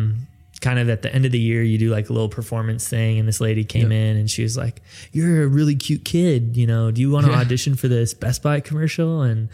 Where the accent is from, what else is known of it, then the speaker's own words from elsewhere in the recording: Minneapolis, Minnesota, United States; also born or lived in Hollywood; now in Blaine, United States; I grew up in Minneapolis, in North Minneapolis, and she grew up in Blaine, which is the suburb where I currently live.